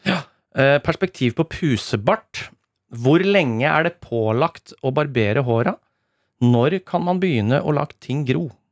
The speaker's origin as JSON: {"language": "Norwegian", "town": "Rakkestad", "region": "Østfold", "country": "Norway", "said": "mitt distrikt, mm. eh, Rakstad"}